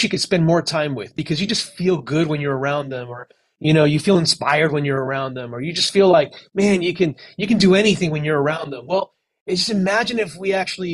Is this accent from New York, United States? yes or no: no; Miami, Florida, United States; also born or lived in California; I was raised in Miami